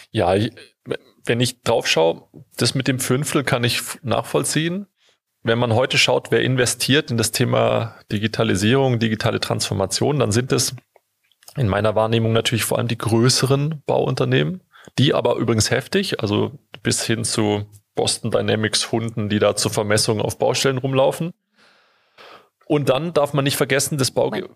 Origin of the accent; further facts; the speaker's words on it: Stuttgart, Baden-Württemberg, Germany; ich komme aus Stuttgart, deswegen habe ich da einen besonderen Bezug zu